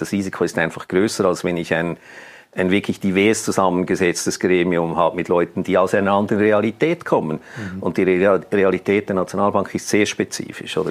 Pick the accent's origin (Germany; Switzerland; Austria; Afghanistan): Switzerland; bei uns in der Schweiz